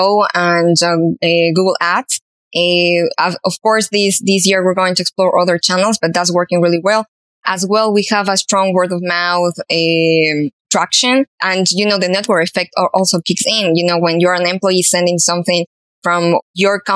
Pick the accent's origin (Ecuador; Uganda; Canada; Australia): Ecuador; Ecuador, which is my hometown, a home country